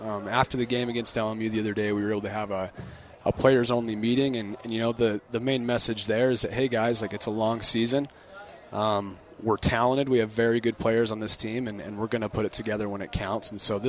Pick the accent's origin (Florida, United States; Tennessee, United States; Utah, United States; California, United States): Utah, United States; Cache Valley; I grew up in Utah. I grew up in the Cache Valley area.